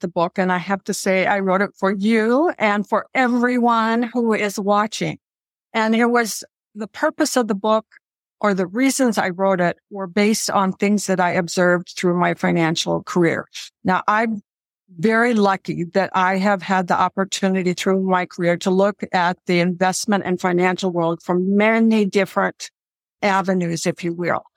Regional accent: Midwest, United States; I grew up in the Midwest

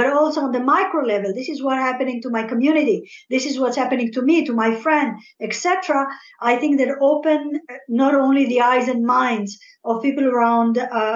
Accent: Algeria; first language French; English is a second language; now in Israel; I was born in Algeria, rather. So I speak French

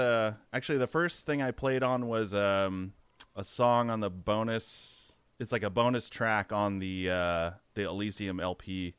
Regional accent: Chico, California, United States; also born or lived in Santa Rosa; Chico, California. It's like a little college town up, kind of an hour and a half north of Sacramento. Played in a few bands there, and then yeah, moved to Santa Rosa in I think 2007.

